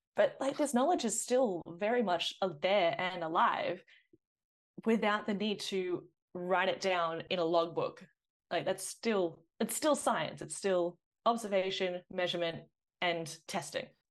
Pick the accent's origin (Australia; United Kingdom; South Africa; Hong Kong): Australia; Sydney, New South Wales; I did grow up on green guy country up in the northern beaches of Sydney.